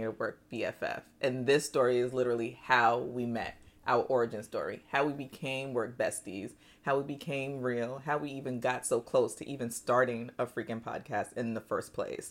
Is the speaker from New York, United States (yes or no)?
yes; New York, United States; moved away as an adult; also born or lived in Nigeria / Nashville; now in Texas, United States; although born in Nigeria, I grew up in New York